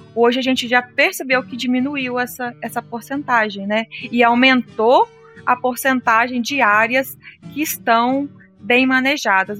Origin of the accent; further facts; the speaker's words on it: Minas Gerais, Brazil; lá na minha região em Minas, as áreas de morro